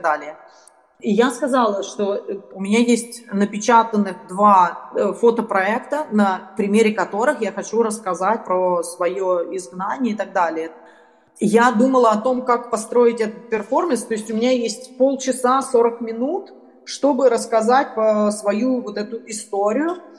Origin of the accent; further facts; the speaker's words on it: Moscow, Russia; moved away; also born or lived in Kyiv, Ukraine; я родилась в Москве и 14 лет живу в Украине